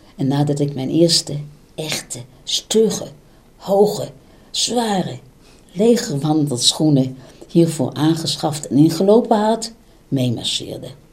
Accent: Netherlands; moved away as an adult; now in Israel; Mijn jeugd in Nederland de strikte opvoeding

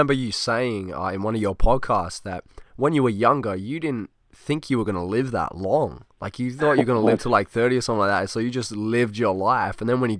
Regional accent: Australia; I'm from Australia.

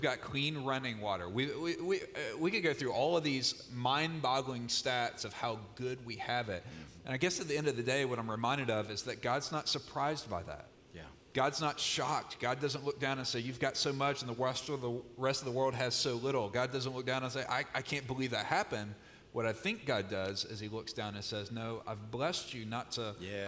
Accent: Mississippi, United States; moved away; I grew up in Mississippi, which is, by the way, why I talk a little slower than Pastor Chuck

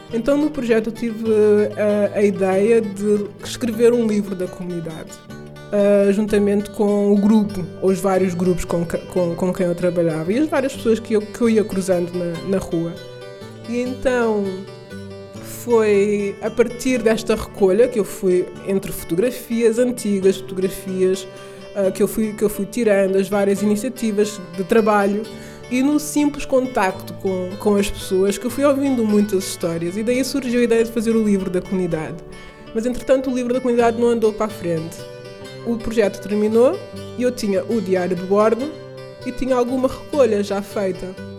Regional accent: Portugal; also born or lived in Amadora / Berlin; sou portuguesa, descendente de cabo-verdianos, a viver na Amadora

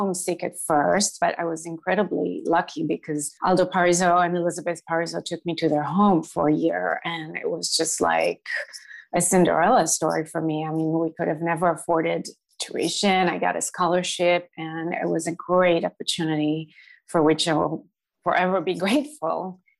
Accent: Jerusalem District, Israel; English is a second language; I grew up in Jerusalem in a small town near Jerusalem, actually.

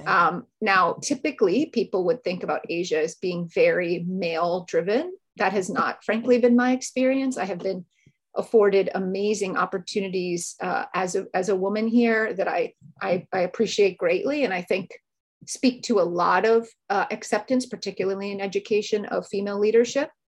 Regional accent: New York, United States; moved away as an adult; also born or lived in Hong Kong; now in China; I'm from the US, which you can hear in my voice, I'm sure. I grew up in New York

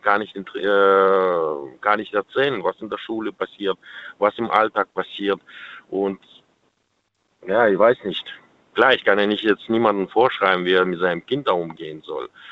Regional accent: Kazakhstan; now in Germany; ich komme selber aus Kasachstan, mein Opa war Jäger

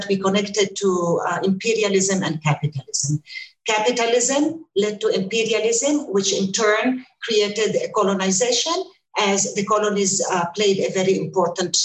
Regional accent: Ramallah, West Bank, Palestine; moved away as an adult; also born or lived in United States; I'm with you from Palestine, from Ramallah. I just returned here after 23 years in the United States.

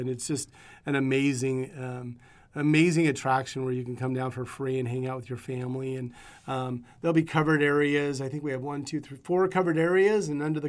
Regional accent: Dayville, Oregon, United States; So I grew up, I graduated in a small town in East Oregon called Dayville outside of John Day.

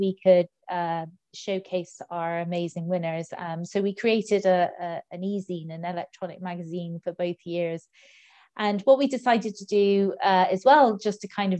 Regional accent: Clonakilty, Munster, Ireland; down in West Cork in my hometown of Clonakilty

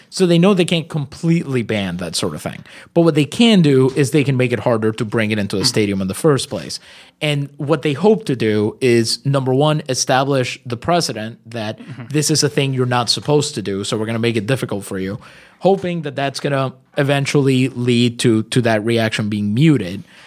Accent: Puerto Rico; first language Spanish; English is a second language; I'm Puerto Rican.

